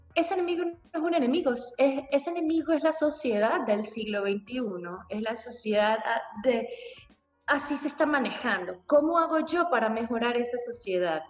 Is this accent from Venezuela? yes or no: yes; Venezuela; me sentí representada como mujer venezolana